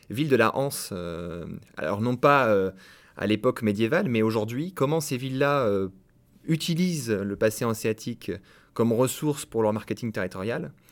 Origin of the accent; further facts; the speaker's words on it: Caen, Normandy, France; also born or lived in Lyon; Alors moi, je suis normand euh, d'origine, je suis originaire euh, de Caen.